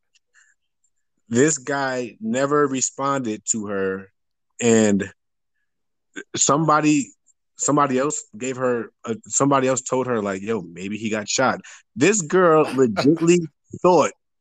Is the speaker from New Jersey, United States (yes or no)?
yes; New Jersey, United States; moved away; also born or lived in Virginia; I'm originally from Jersey